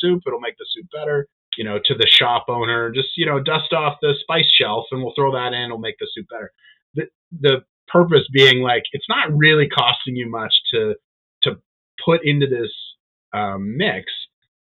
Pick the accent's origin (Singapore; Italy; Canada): Canada; we're Canadian, supporting Canadian business.